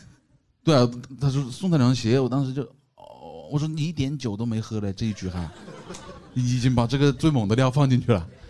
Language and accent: Chinese; Changsha, Hunan, China; 我们长沙人哪里能吹这牛